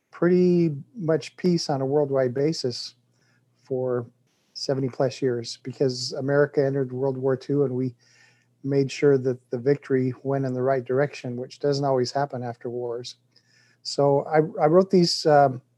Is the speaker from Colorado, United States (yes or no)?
yes; Colorado, United States; also born or lived in Utah; now in Louisville, United States; I'm 60 years old, live in Louisville, Kentucky, but I grew up in Colorado